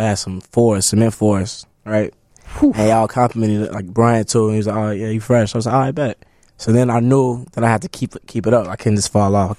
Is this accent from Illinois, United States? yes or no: yes; Chicago, Illinois, United States; I grew up in Hyde Park on 51st.